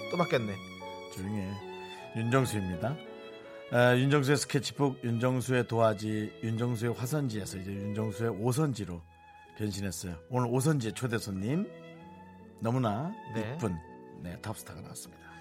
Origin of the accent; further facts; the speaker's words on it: Gyeonggi Province, South Korea; 경기도요. 네, 네. 그 한국 사람도 있고요.